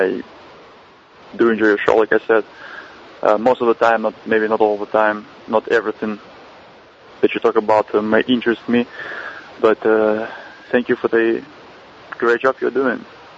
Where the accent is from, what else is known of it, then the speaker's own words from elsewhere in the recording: Belarus; now in Dallas, United States; because I moved to the U.S. from Belarus, not Ukraine, but Belarus, which is close, about 10 years ago in 2000.